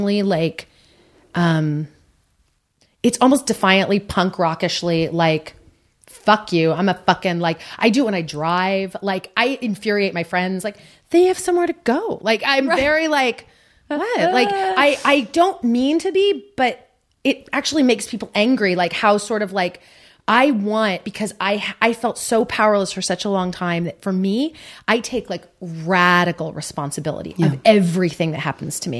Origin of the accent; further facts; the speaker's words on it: Central Valley of California, United States; now in Los Angeles, United States; I grew up poor and I grew up in the Central Valley of California